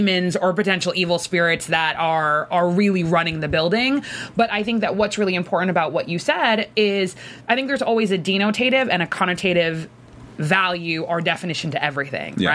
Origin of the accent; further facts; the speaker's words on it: Boston, Massachusetts, United States; as a Bostonian